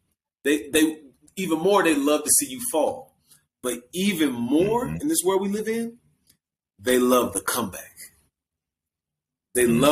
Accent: Milwaukee, Wisconsin, United States; that's why I love my hometown, Milwaukee

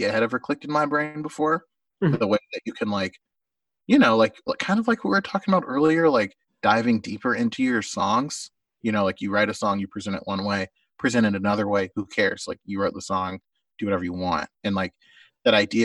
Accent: Oklahoma, United States; my friend Grant, who was a big National fan that I grew up near in Oklahoma

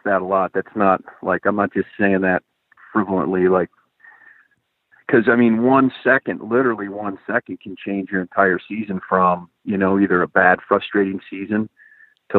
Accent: Eastern Ohio, United States; now in Montana, United States; I was from Ohio? You and I basically come from the same neck of the woods

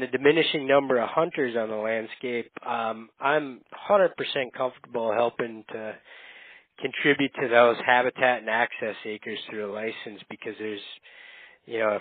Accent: Upper Peninsula of Michigan, United States; moved away as an adult; now in Minnesota, United States; I grew up in the Upper Peninsula of Michigan. So if you're familiar with the term youper, I'm a youper.

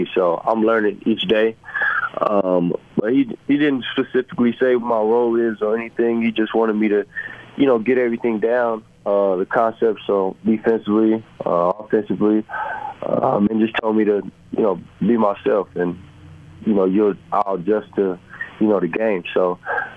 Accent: San Antonio, Texas, United States; moved away as an adult; also born or lived in Missouri / Los Angeles / Cleveland; now in Utah, United States; I'm from San Antonio, Texas

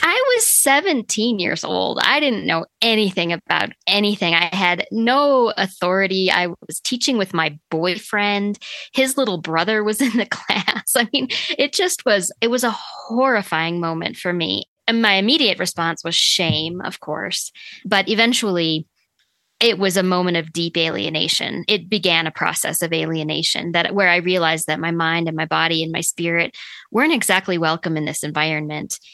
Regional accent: Sioux Falls, South Dakota, United States; when I was growing up, we lived in Sioux Falls, South Dakota

